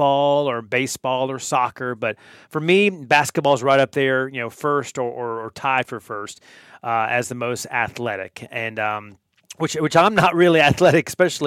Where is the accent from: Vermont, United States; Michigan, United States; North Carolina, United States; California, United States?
North Carolina, United States; moved away; growing up in North Carolina myself